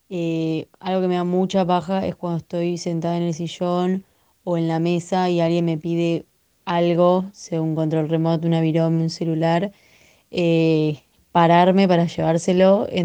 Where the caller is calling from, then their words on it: Lanús, Buenos Aires Province, Argentina; Hola, tiro al aire.